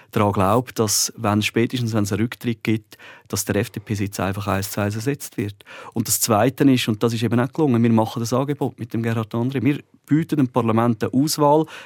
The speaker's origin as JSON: {"language": "German", "region": "Glarus", "country": "Switzerland", "said": "ich bin 83er, der Jan ist ein 84er, ich bin ein Glarner, er ist ein Bündner."}